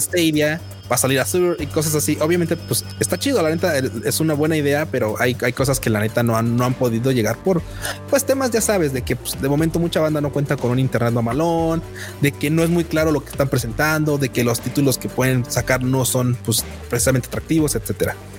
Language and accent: Spanish; Mexico